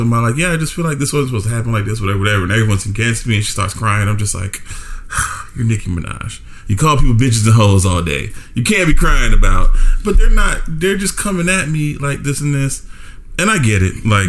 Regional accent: New York, United States; I grew up in New York

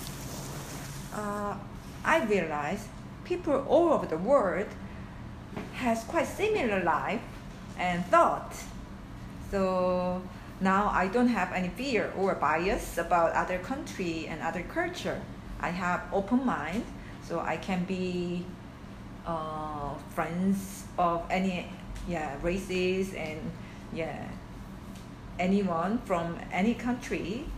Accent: South Korea; moved away as an adult; also born or lived in Singapore; I cannot meet my parents, relatives, and friends in Korea, so sometimes I miss my home country

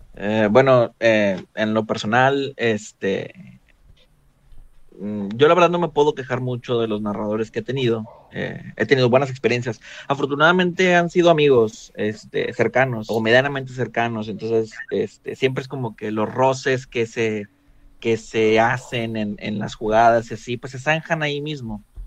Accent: Mexico; tengo 29 años. Soy de México.

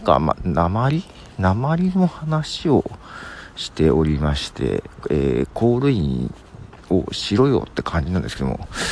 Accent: Nagoya, Aichi, Japan; also born or lived in Yamagata (parents' origin); 私は、えー、名古屋で育っておりますが

